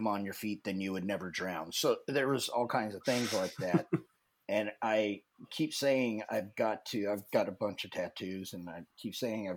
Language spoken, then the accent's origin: English; Nebraska, United States; moved away as an adult; I grew up in Nebraska